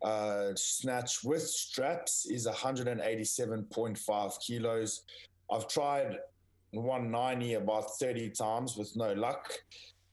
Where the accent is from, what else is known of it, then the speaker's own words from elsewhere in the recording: South Africa; moved away; I was born and raised in South Africa